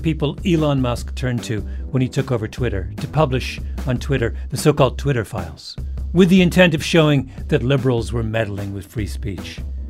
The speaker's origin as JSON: {"language": "English", "area": "not far from Toronto", "region": "Ontario", "country": "Canada", "tie": "born or raised there", "moved": "yes", "said": "I grew up not far away, and I went to college in Toronto, about a mile from the theater."}